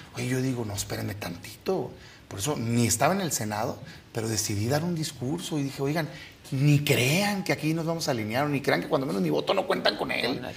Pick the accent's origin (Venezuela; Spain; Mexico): Mexico; todos somos mexicanos